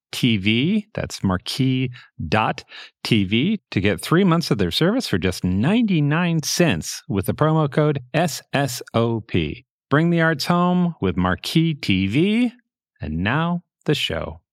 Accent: United States; I grew up in the United States

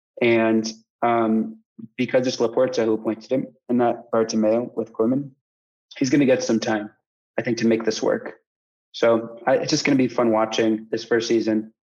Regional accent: United States; as an American

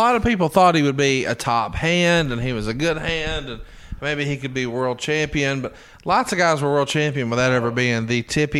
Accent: Alabama, United States; I'm from Alabama.

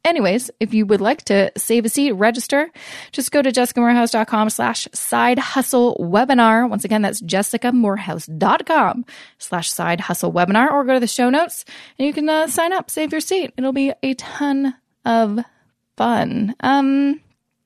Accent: Canada; I'm obviously Canadian

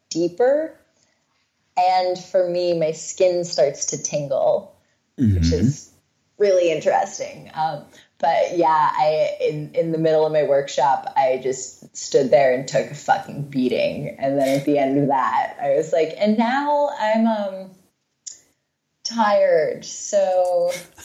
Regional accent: Serbia; accent: Serbian; moved away

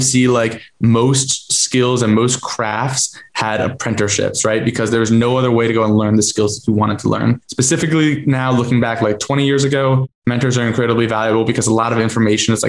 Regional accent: New Jersey, United States; moved away; also born or lived in Boston; I'm from Jersey, lived up in Boston

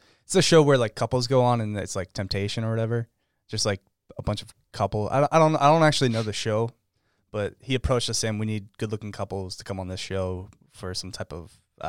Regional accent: Philadelphia, Pennsylvania, United States; moved away; also born or lived in Florida; I'm from Philly.

